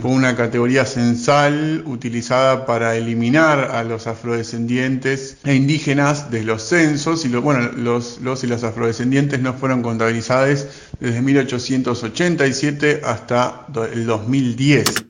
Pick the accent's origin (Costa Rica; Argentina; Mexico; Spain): Argentina; soy afroargentino